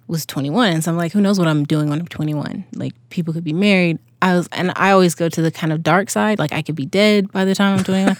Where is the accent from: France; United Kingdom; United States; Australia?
United States; Crawfordville, Georgia; moved away as an adult; also born or lived in Salt Lake City, Utah; originally I was, uh, born and raised in Georgia.